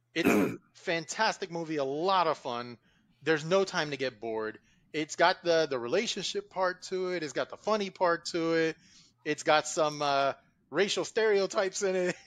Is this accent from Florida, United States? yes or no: yes; Miami Gardens, Florida, United States; growing up in Carroll City, down in Miami